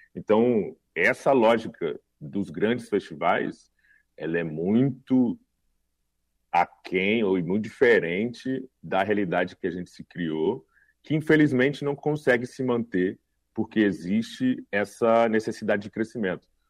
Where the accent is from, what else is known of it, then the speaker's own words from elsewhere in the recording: Cuiabá, Mato Grosso, Brazil; eu sou de Cuiabá